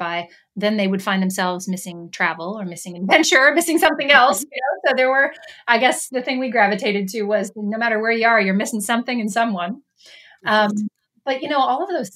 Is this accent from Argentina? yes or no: no; Canada; now in United States; as a Canadian and living in the United States